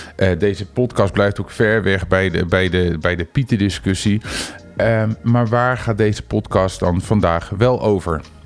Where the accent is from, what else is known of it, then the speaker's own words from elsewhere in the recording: Netherlands; als Nederlander